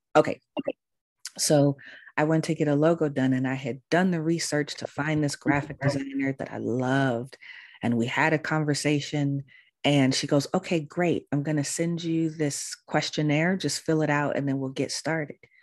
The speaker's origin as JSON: {"language": "English", "region": "California", "country": "United States", "tie": "born or raised there", "also_born_or_lived": "Baltimore, Maryland", "moved": "as an adult", "said": "I'm from California. All my family's in California. I had never lived anywhere else before outside of California"}